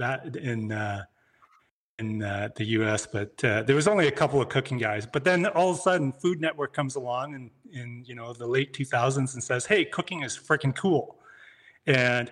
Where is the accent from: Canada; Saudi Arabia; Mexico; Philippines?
Canada; moved away as an adult; I'm from Canada